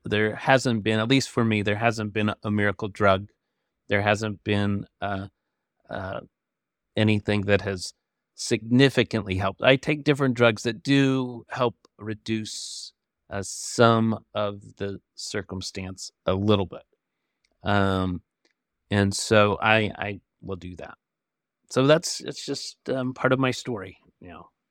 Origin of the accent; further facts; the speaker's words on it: Michigan, United States; now in Flint, United States; I grew up in Michigan